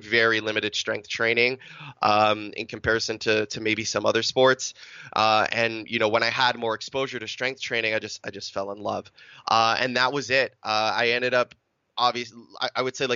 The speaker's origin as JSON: {"language": "English", "country": "Canada", "tie": "born or raised there", "said": "I'm Canadian Italian. I was born in Canada. Both my parents immigrated here from Italy back in the 60s."}